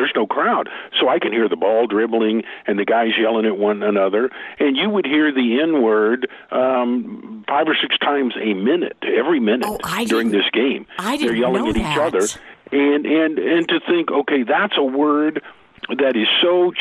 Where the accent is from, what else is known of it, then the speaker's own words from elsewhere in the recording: Oklahoma, United States; I'm from Oklahoma.